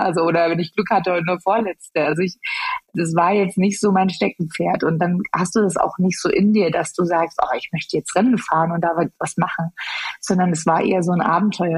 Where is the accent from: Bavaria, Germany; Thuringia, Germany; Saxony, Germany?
Saxony, Germany; Chemnitz; ich bin äh, in Chemnitz geboren